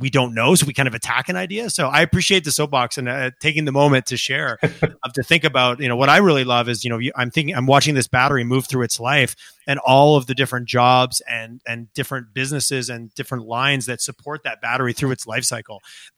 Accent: Montreal, Quebec, Canada; also born or lived in Toronto; now in Calgary, Canada; growing up in Montreal, spending a lot of time in Toronto

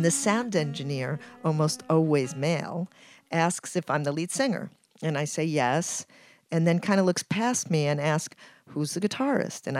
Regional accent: Ecuador; now in New York City, United States; I'm from Ecuador and I live in New York City.

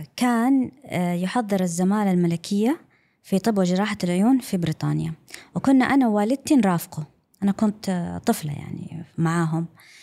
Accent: Saudi Arabia; first language English; Arabic is a second language; also born or lived in London, United Kingdom / Brighton, United Kingdom / Eastbourne, United Kingdom; أنا لما رجعنا للسعودية أنا كانت لغتي الأم هي اللغة الإنجليزية واللهجة البريطانية

